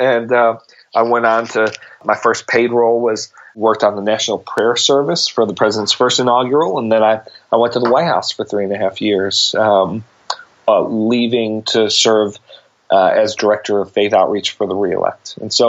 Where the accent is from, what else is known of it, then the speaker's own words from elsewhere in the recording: Buffalo, New York, United States; Yeah, Buffalo, New York.